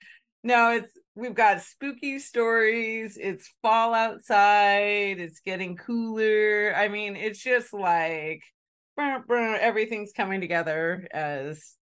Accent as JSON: {"language": "English", "region": "California", "country": "United States", "tie": "born or raised there", "said": "I grew up in Northern California, just north of San Francisco."}